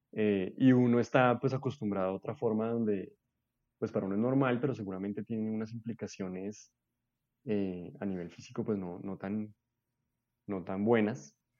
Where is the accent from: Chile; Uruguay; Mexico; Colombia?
Colombia; Bogotá; Yo nací en Bogotá, vivo en Bogotá casi toda mi vida